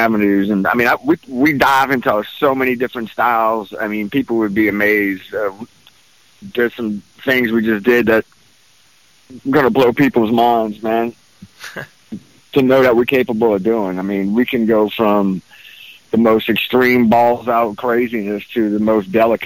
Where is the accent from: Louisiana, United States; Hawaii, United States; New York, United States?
Louisiana, United States; New Orleans; moved away as an adult; now in Houston, United States; I was born and raised there, you know, lived there most of my adult life.